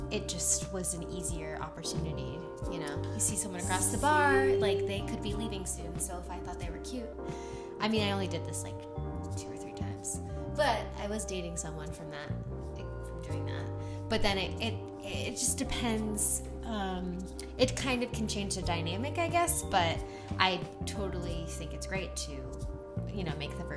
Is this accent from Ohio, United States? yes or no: yes; Cincinnati, Ohio, United States; also born or lived in Chicago, United States; now in Los Angeles, United States; Cincinnati, 513